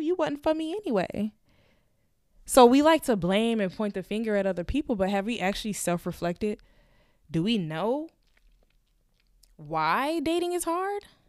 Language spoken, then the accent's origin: English; Florida, United States; moved away; we we're both from Florida